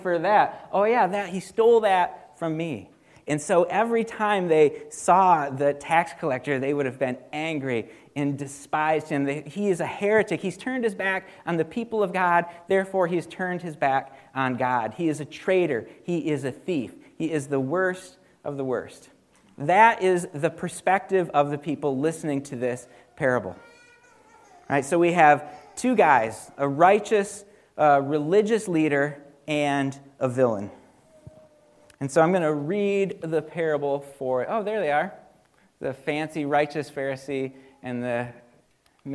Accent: Dalton, United States; now in Vandalia, United States; I grew up in Dalton on this little farm

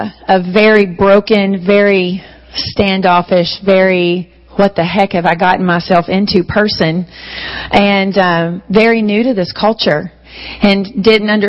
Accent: Charleston, South Carolina, United States; accent: southern; in Charleston, my accent is not really considered southern

